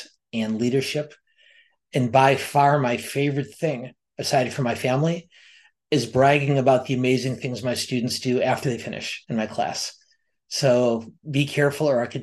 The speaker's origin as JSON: {"language": "English", "town": "Milwaukee", "region": "Wisconsin", "country": "United States", "tie": "born or raised there", "said": "I was raised just outside of Milwaukee, Wisconsin"}